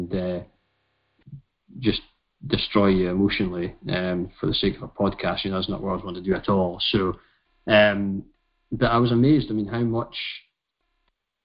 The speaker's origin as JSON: {"language": "English", "country": "United Kingdom", "said": "we are British"}